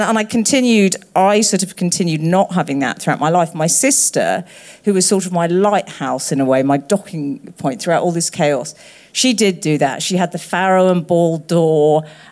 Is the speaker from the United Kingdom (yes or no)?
yes; London, United Kingdom; we both grew up in North London